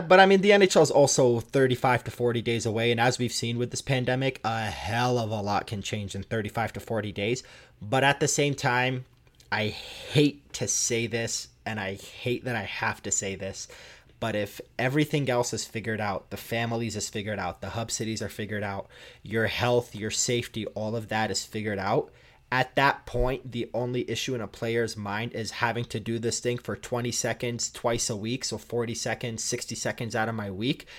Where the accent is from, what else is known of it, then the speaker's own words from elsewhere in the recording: Toronto, Ontario, Canada; I grew up in Toronto